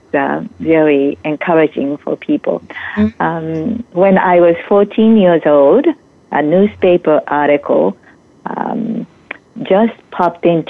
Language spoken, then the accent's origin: English; Japan; moved away as an adult; now in United States; I am originally from Japan.